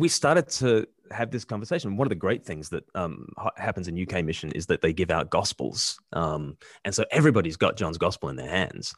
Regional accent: Australia; moved away; I'm from Australia

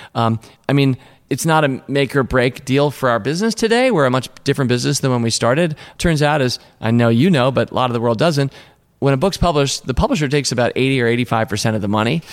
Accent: Washington, District of Columbia, United States; I grew up in Washington, D.C., and that's where we were in Alexandria.

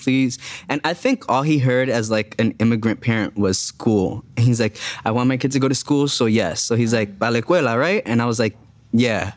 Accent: Jersey City, New Jersey, United States; moved away as an adult; also born or lived in Dominican Republic; now in Los Angeles, United States; I grew up in Jersey City, which was like voted as like the most diverse city in America

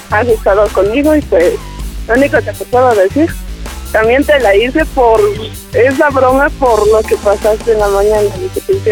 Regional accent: Mexico City, Mexico; now in Baja California, Mexico; yo de la ciudad, pero me vine a Baja California.

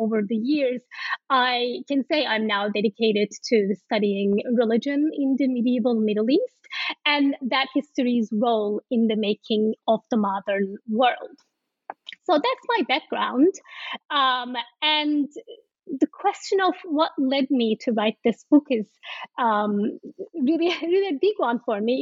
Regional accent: Turkey; moved away; I am from Turkey, and in many ways I'm shaped by the legacies of that history

